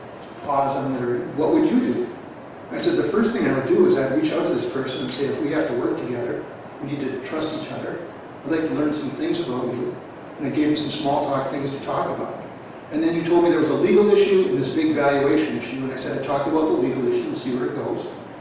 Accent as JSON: {"language": "English", "town": "Boston", "region": "Massachusetts", "country": "United States", "said": "I'm from Boston. I live in Boston today."}